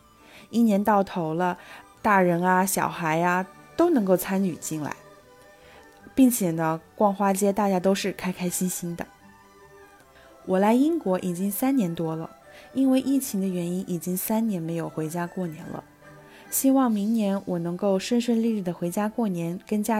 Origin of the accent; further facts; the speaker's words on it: Changsha, Hunan, China; 我是长沙人，但说到过年的风俗呢，长沙好像没有什么特别的风俗习惯，